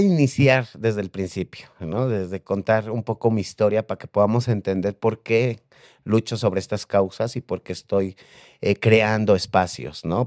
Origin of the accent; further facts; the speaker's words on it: Mexico City, Mexico; En la Ciudad de México. Yo soy de aquí de la Ciudad de México.